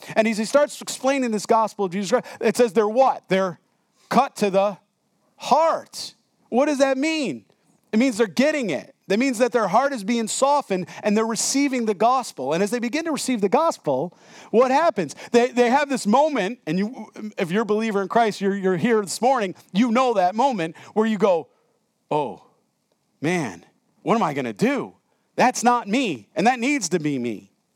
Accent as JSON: {"language": "English", "town": "Rochester", "region": "New York", "country": "United States", "moved": "as an adult", "lives_now": "Harrisburg, United States", "said": "I'm from Rochester, New York."}